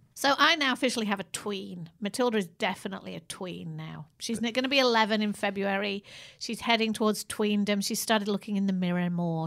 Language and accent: English; Manchester, North West England, United Kingdom; moved away as an adult; also born or lived in London; I was moving from Manchester to go to uni in London.